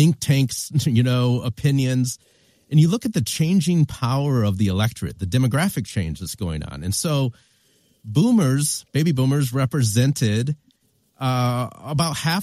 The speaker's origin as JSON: {"language": "English", "town": "Flint", "region": "Michigan", "country": "United States", "tie": "born or raised there", "said": "growing up in Flint, Michigan"}